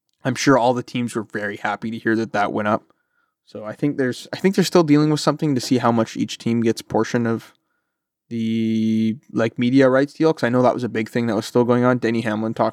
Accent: Canada; I'm Canadian

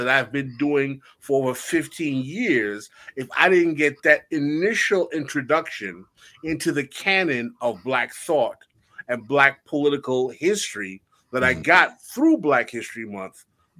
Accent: Oakland, California, United States; First of all, growing up in Oakland, there is a certain kind of Black history ether in the air.

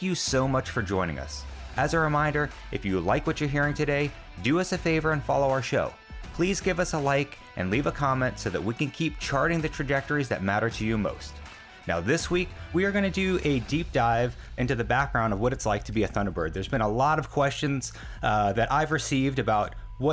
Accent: New York, United States; I grew up in New York

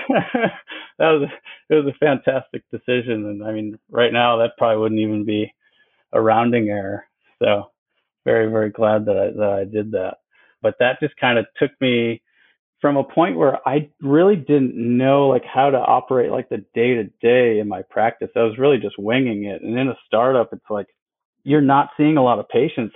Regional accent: Wisconsin, United States; moved away as an adult; also born or lived in Bradenton, Florida; now in Florida, United States; I grew up in Wisconsin

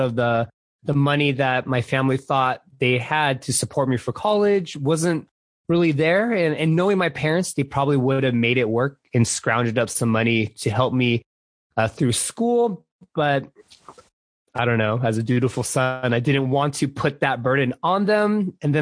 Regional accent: Southern California, United States; moved away as an adult; now in San Francisco Bay Area, United States; grew up, like I said, in Southern California

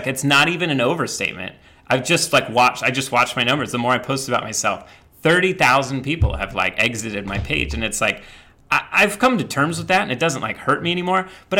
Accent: the Bible Belt, United States; I grew up in the Bible Belt and around these people that literally were like so absorbed in the cult of like white patriarchal Christianity.

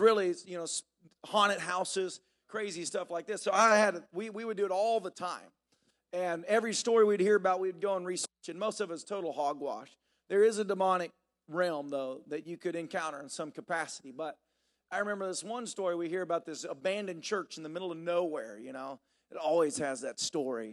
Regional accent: Tennessee, United States; moved away; I grew up in Tennessee

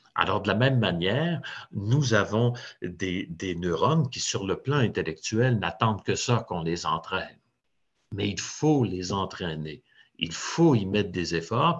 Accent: Trois-Rivières, Quebec, Canada; je suis né dans un, quartier ouvrier à, Trois-Rivières, qui était un peu à la jonction

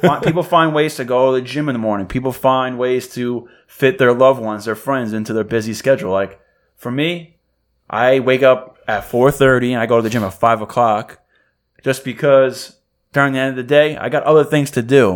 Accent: New York, United States; I'm from New York

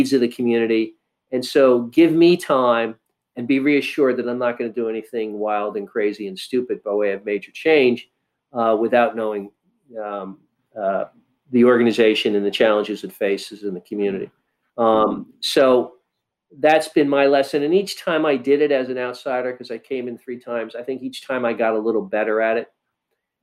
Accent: New York City, New York, United States; moved away as an adult; also born or lived in Midwest; I'm a Northeastern liberal kind of guy. I grew up in New York City

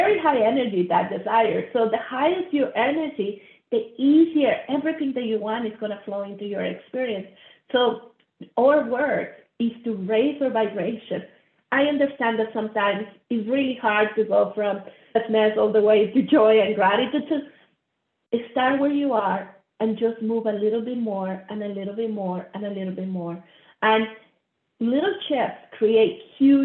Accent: Monterrey, Nuevo León, Mexico; I grew up middle class in Monterrey, Mexico.

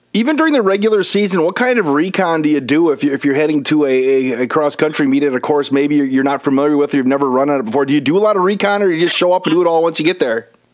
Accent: Wisconsin Rapids, Wisconsin, United States; Wisconsin Rapids, which is actually my hometown

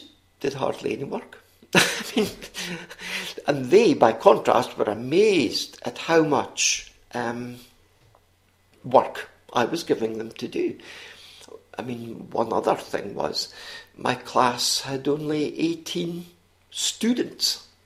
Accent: Scotland, United Kingdom; accent: Scottish; also born or lived in Missoula, Montana; my Scottish accent was a sort of passport to so many places and people

